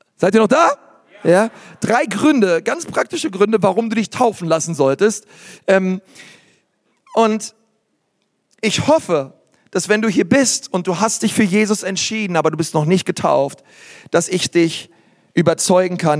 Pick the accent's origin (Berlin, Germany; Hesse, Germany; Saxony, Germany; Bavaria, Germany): Berlin, Germany; Ich bin in Berlin groß geworden